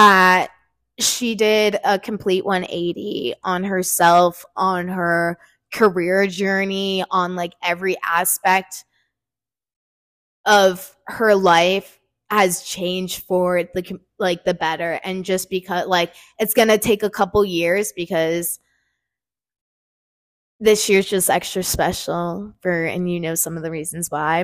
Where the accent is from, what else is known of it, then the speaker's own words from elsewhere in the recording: New Jersey, United States; I'm from New Jersey, but I go to JMU